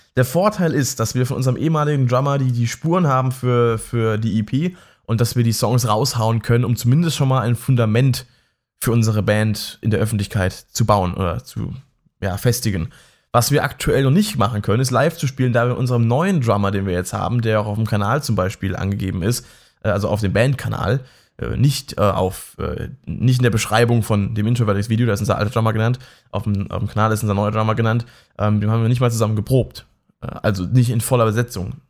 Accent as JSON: {"language": "German", "area": "near Mannheim", "region": "Baden-Württemberg", "country": "Germany", "said": "ich wohne ja auch in der Nähe von Mannheim und ich komme auch aus der Nähe von Mannheim"}